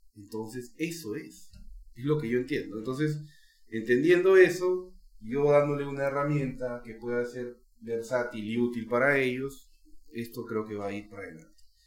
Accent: Peru; Como peruano

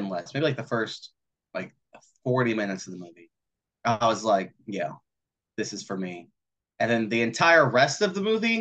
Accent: Texas, United States; I'm from Texas.

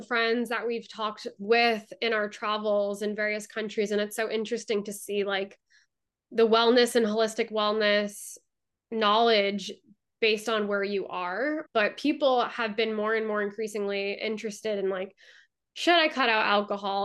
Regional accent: Massachusetts, United States; moved away; I'm from Massachusetts

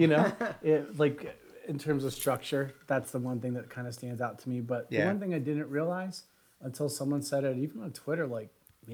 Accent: Pennsylvania, United States; moved away as an adult; now in Colorado, United States; where I grew up in Pennsylvania

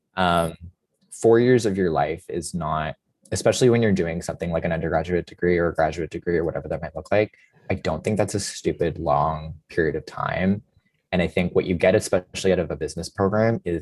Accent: London, Ontario, Canada; moved away as an adult; I'm from London. So everyone, when I tell them I'm from London at Laureate, they're like, why didn't you go to Western? And I was like, well, Western is my backyard

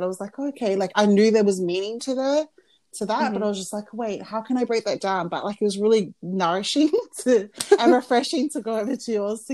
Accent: Australia; growing up in Australia

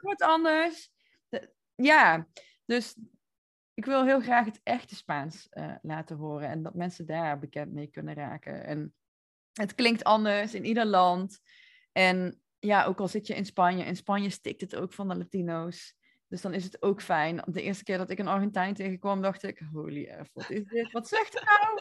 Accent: North Brabant, Netherlands; accent: Brabant; moved away as an adult; also born or lived in Barcelona / Nicaragua; ik kom uit Brabant, zoals je hoort waarschijnlijk.

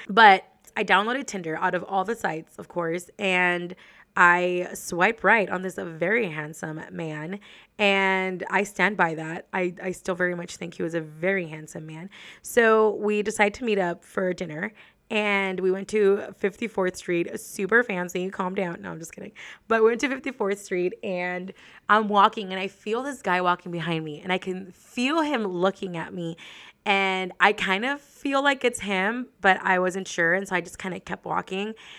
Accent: Laredo, Texas, United States; moved away as an adult; now in San Antonio, United States; I lived in Laredo all of my life, pretty much, until I graduated from college.

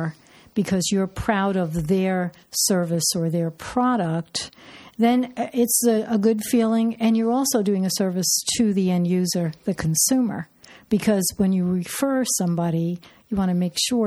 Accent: New York, United States; moved away; We're both from New York.

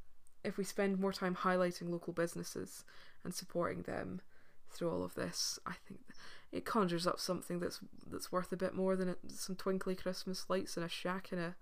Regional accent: Scotland, United Kingdom; as Scottish people, as British people

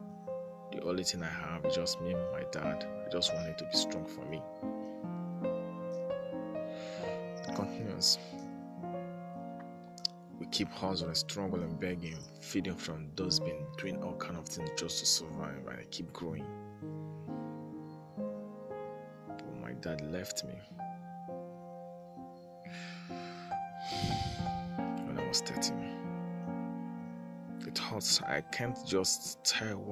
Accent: Rivers State, Nigeria; I'm from Nigeria, Rivers State

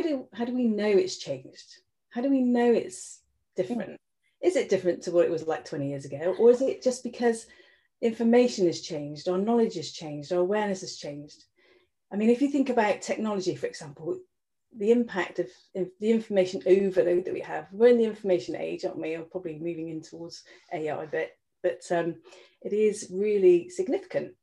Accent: Ireland; I spent a lot of time growing up in Ireland actually with my family.

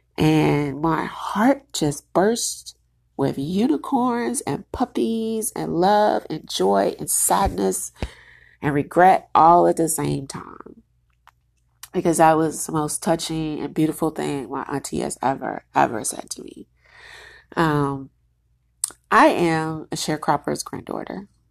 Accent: United States; I'm Black American

